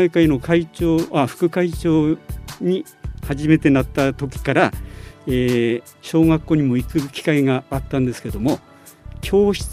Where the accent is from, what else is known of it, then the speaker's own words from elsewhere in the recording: Tagajo, Miyagi, Japan; now in Sendai, Japan; えっと多賀城市です